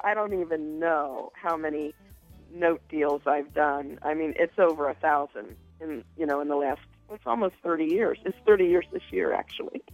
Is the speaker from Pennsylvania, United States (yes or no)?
no; Cincinnati, Ohio, United States; I am born and raised in Cincinnati, so I'm a hometown girl.